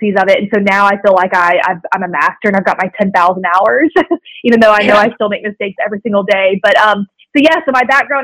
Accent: Tampa, Florida, United States; moved away as an adult; now in Chattanooga, United States; I'm from Tampa, Florida. That's where I grew up

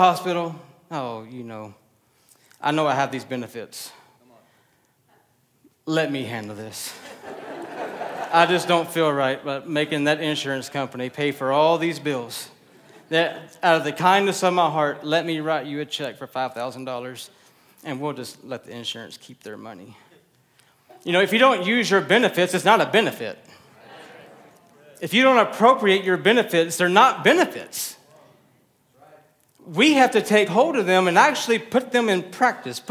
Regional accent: Texas, United States; I'm Texan

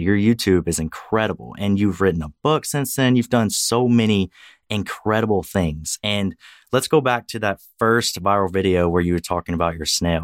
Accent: Louisiana, United States; now in Texas, United States; I work as a veterinarian in Texas, although I'm originally from Louisiana.

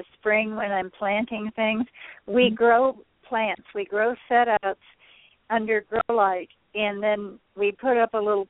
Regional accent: Dallas, Texas, United States; moved away as an adult; now in Minnesota, United States; I'm from Dallas, Texas, and 22 years ago, we moved to Minnesota

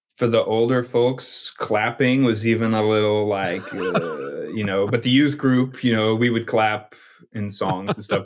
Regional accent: Knoxville, Tennessee, United States; moved away; also born or lived in New Jersey; I grew up in Knoxville, Tennessee

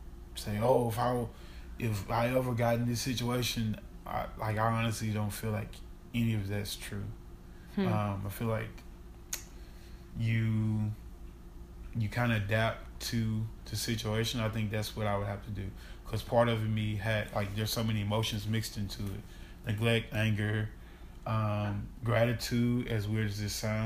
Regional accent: Baton Rouge, Louisiana, United States; also born or lived in Shreveport, Louisiana / Ruston, Louisiana / Anaheim, California / Fullerton, California; now in Dallas, United States; I'm from Baton Rouge, East Baton Rouge Parish

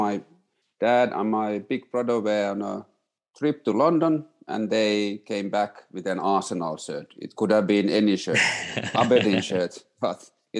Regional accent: Oulu, North Ostrobothnia, Finland; born or raised there; moved away as an adult; also born or lived in Katrineholm, Sweden

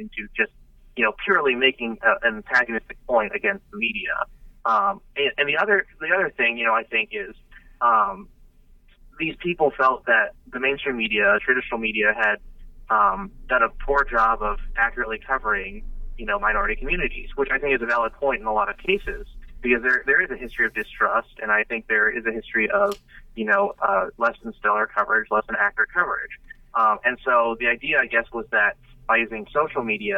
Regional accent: St. Louis, Missouri, United States; moved away; I'm from St. Louis originally

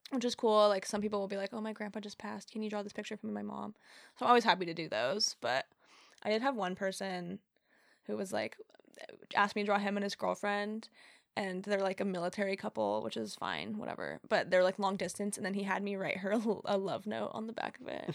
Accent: Humboldt, California, United States; also born or lived in Central Point, Oregon / Eugene, Oregon; now in Eureka, United States; when I was a kid growing up in Humboldt

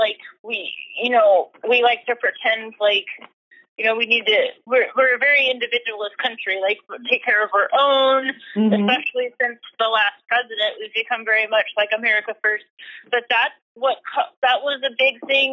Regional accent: United States; as an American, you know, I accept that I live here. I accept that, you know, I'm a citizen of this country

